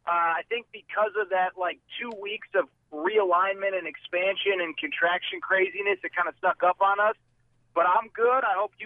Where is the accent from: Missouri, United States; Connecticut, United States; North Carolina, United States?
Connecticut, United States; moved away; I'm from Connecticut. I'm from the East Coast, so I've survived a hurricane or two in my day.